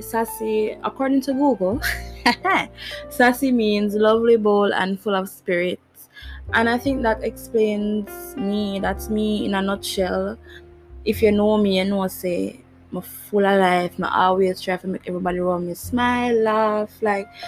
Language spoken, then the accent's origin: English; Jamaica; I'm Jamaican. For all who never know, yeah, I'm Jamaican.